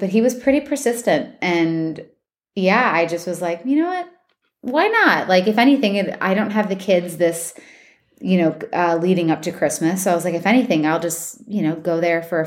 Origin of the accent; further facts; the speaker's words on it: Washington Township, Michigan, United States; accent: Michigan; also born or lived in Detroit, Michigan; now in Nashville, United States; I was born in Detroit, but I was raised in like Washington Township.